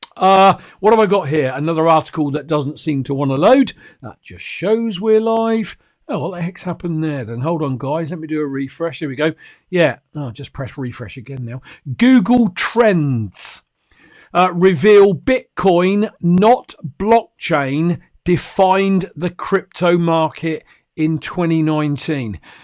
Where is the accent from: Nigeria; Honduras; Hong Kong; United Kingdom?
United Kingdom; I'm a Brit